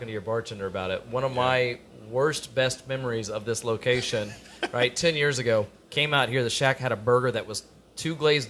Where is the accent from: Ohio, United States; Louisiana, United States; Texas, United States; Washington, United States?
Texas, United States; Tomball; I grew up in Tomball.